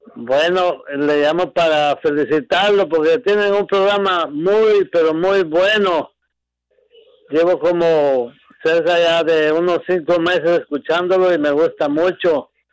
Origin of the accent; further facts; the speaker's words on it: Guatemala; now in Chicago, United States; llevo muchos años por aquí, eh, soy de Guatemala